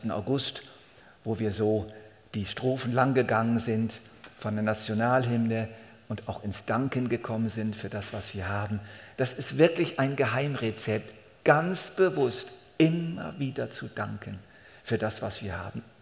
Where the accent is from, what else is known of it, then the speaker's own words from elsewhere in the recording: Switzerland; Das ist einfach nun mal unsere Verpflichtung als Schweizer.